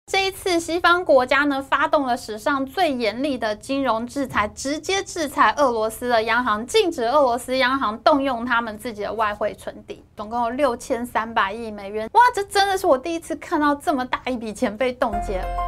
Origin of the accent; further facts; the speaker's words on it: Taiwan; 我们台湾人